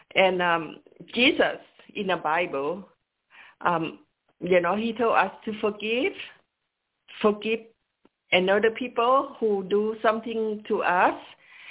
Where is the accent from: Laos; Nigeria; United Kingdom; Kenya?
Laos; moved away; I grew up in Laos.